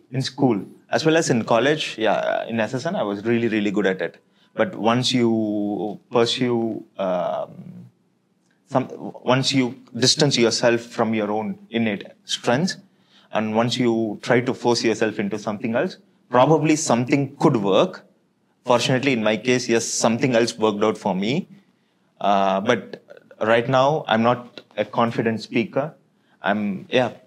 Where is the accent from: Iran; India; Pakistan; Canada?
India; Chennai, Tamil Nadu; moved away; also born or lived in Belgium; I was born and brought up in Chennai